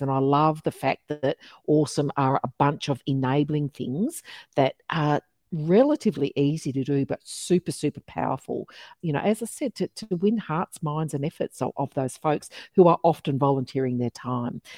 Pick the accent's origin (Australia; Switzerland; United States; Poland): Australia; Geraldton, Western Australia; now in Melbourne, Australia; my hometown of Midwest Geraldton in, in Midwest Western Australia